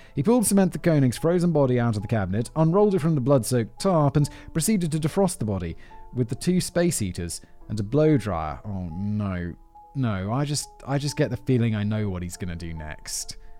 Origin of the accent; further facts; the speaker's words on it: United Kingdom; as a British person